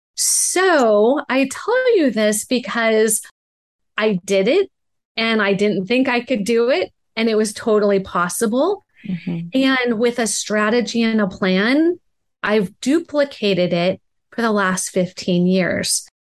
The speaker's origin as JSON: {"language": "English", "town": "Laguna Beach", "region": "California", "country": "United States", "tie": "born or raised there", "said": "I grew up in Laguna Beach, California, and neither of my parents went to college."}